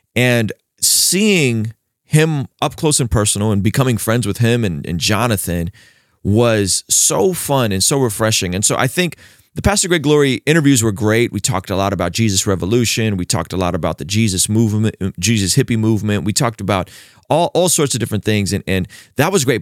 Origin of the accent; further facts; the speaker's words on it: San Diego, California, United States; also born or lived in Baku, Azerbaijan / Vista, California; growing up in San Diego, this is the nineties